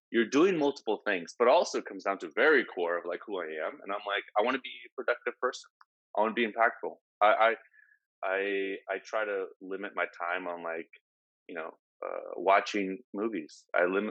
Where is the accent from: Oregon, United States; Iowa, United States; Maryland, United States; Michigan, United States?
Oregon, United States; Portland; I'm from Portland, right? 20 years in Portland